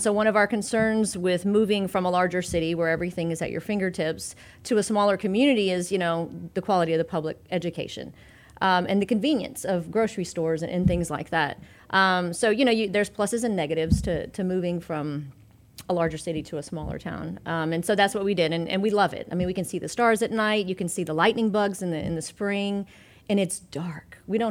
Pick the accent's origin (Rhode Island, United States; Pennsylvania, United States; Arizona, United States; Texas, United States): Texas, United States; Houston; Well, I am a native Texan. Mm-hmm. I was born and raised in Houston, Texas, and it's a wonderful, you know, bustling economy.